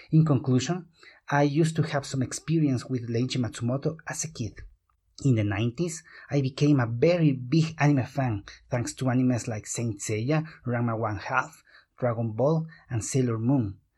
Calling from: Quito, Pichincha, Ecuador; I am talking from Quito, Ecuador.

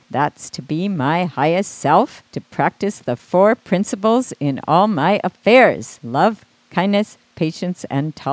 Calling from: Pasadena, California, United States; Oh, pa- Pasadena.

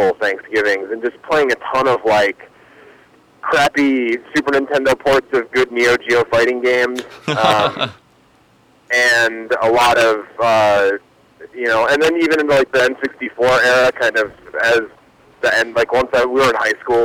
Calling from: Milwaukee, Wisconsin, United States; I'm calling from Milwaukee

